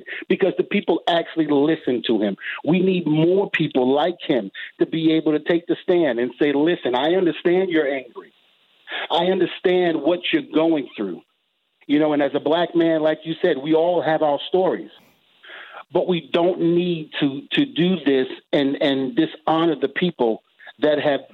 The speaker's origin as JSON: {"language": "English", "town": "New York City", "region": "New York", "country": "United States", "tie": "born or raised there", "said": "me growing up in Brooklyn, you know, New York, in the projects"}